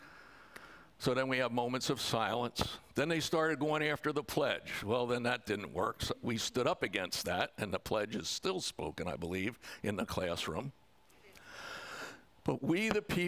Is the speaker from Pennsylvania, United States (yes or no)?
yes; Pennsylvania, United States; I come from Pennsylvania